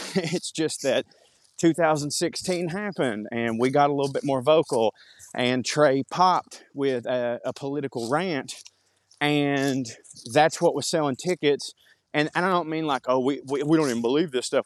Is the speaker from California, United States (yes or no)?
no; Marjorie Taylor Greene's district, Georgia, United States; around here in my hometown